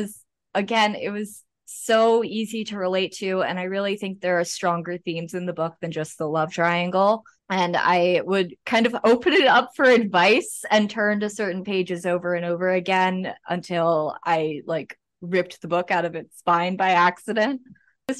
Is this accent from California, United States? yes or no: no; Rehoboth Beach, Delaware, United States; also born or lived in Maryland; I grew up in Rehoboth Beach, Delaware, but I'm originally from Maryland.